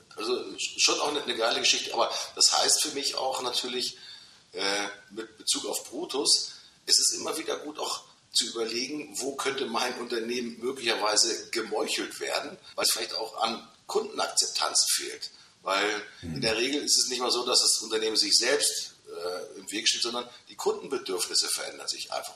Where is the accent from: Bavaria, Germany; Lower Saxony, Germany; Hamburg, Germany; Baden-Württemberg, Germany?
Hamburg, Germany; das haben wir natürlich als Hamburger